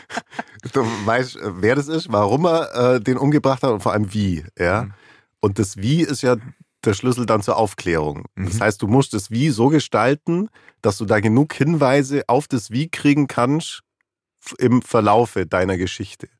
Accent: Allgäu, Bavaria, Germany; ich komme aus dem Allgäu

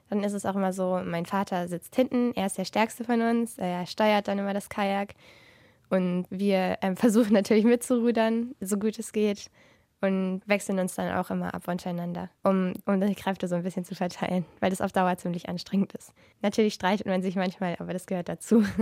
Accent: Munich, Bavaria, Germany; ich komme aus München

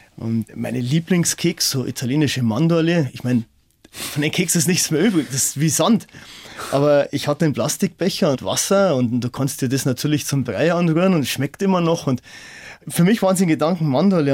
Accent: Dachau, Bavaria, Germany; ich komme aus Dachau

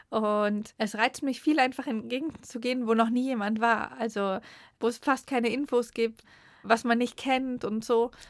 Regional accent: Hesse, Germany; also born or lived in Patagonia, Argentina / Switzerland; now in Argentina

